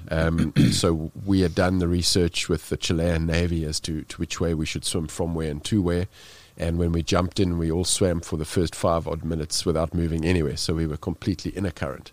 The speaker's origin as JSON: {"language": "English", "country": "South Africa", "said": "being South African"}